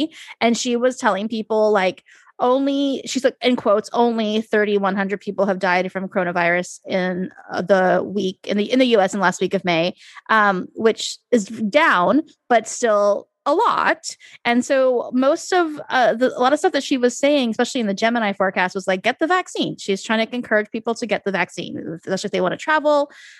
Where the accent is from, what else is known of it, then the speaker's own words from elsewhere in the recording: United States; I'm speaking from a perspective as an American.